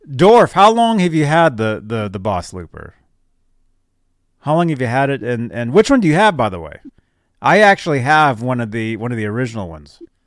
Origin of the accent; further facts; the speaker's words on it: Phoenix, Arizona, United States; moved away; also born or lived in Nebraska; that's my hometown. That's where I was born